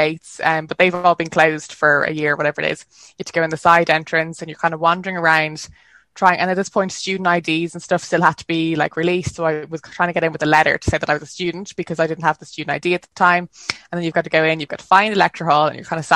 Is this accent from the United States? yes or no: no; Dublin, Leinster, Ireland; you can tell I'm from Dublin